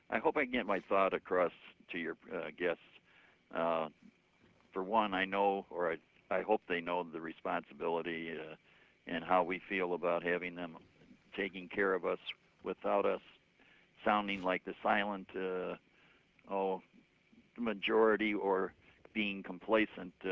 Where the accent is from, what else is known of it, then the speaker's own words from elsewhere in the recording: Chicago, Illinois, United States; my family uh, was born and raised in Chicago while we are uh, in the su- far su- su- sub- southern south suburbs.